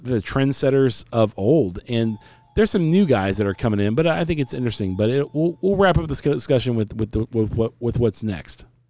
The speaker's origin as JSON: {"language": "English", "country": "United States", "said": "I'm American"}